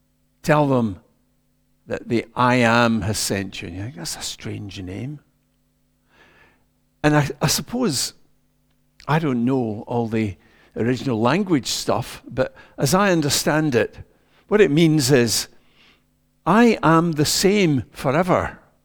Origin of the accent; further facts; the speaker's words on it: Ayrshire, Scotland, United Kingdom; I grew up in Ayrshire, in a wee mining village.